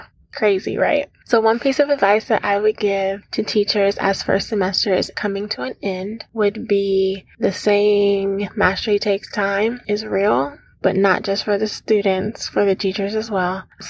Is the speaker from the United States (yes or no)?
yes; Columbus, Ohio, United States; I'm from Columbus, Ohio.